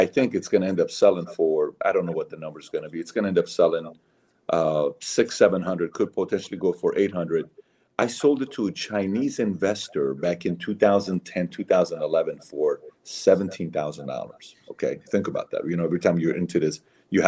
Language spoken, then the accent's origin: English; Iran; moved away; I'm a Syrian. I'm Armenian. I'm born and raised in Iran